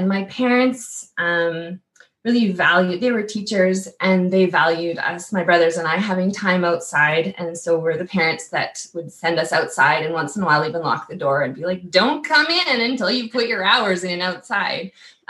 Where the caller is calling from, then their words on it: Saskatoon, Saskatchewan, Canada; So I'm joining you from Saskatoon at home office headquarters, Treaty 6 territory.